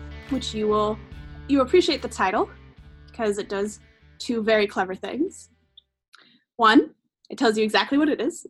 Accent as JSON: {"language": "English", "region": "Wyoming", "country": "United States", "tie": "born or raised there", "moved": "yes", "lives_now": "Pacific Northwest, United States", "said": "I grew up in Wyoming with my friend Marit, who's also on the podcast"}